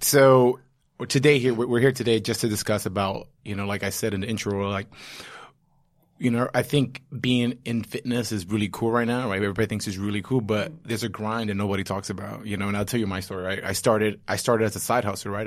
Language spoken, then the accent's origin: English; New York City, New York, United States; I'm a New Yorker and a former Marine